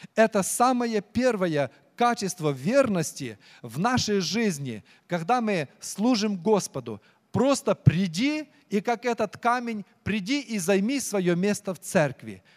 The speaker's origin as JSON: {"language": "Russian", "country": "Ukraine", "moved": "yes", "said": "я украинец"}